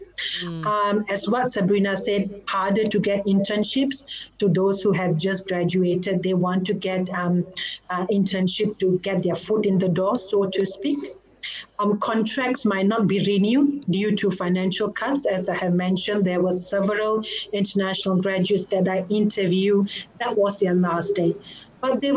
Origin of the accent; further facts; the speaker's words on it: Malaysia; moved away; And I'm a Malaysian. So in Malaysia, we are taught